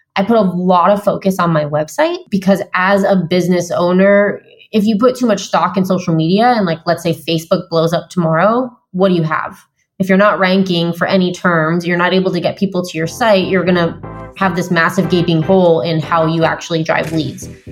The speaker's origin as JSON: {"language": "English", "region": "Vermont", "country": "United States", "tie": "born or raised there", "also_born_or_lived": "San Diego, California", "moved": "as an adult", "said": "So I just moved from San Diego, where I've lived for nine years, back to my home state of Vermont."}